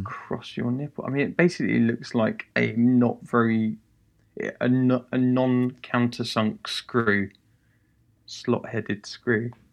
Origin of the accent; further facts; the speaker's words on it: Welwyn Garden City, East of England, United Kingdom; I'm from Wellingarden City